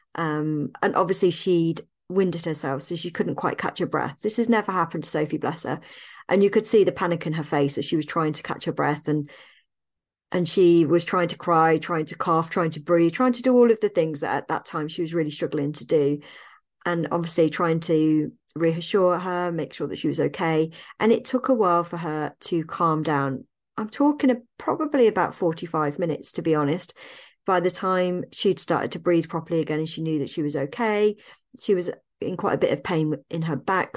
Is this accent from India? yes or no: no; Evesham, West Midlands, United Kingdom; moved away; my hometown of Evesham in Worcestershire